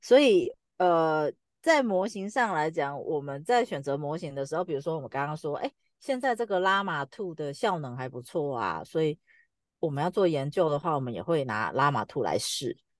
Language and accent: Chinese; Taiwan; 我们台湾的繁体中文的量 很少